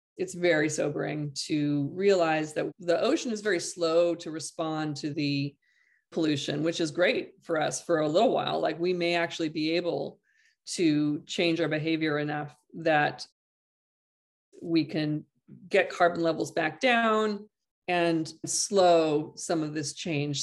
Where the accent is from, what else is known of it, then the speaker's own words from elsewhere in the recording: Half Moon Bay, California, United States; my hometown here, s, uh, half, this Half Moon Bay